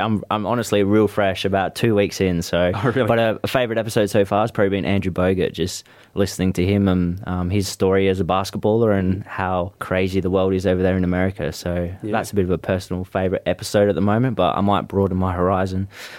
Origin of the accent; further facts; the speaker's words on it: McLaren Vale, South Australia, Australia; I grew up in McLaren Vale.